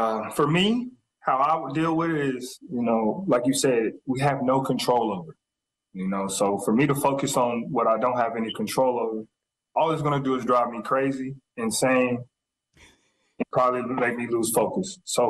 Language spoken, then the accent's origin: English; the South, United States; accent: Southern; 10 minutes to 20 minutes into our conversation, the accent's gone and I'm back down south again and my accent's back.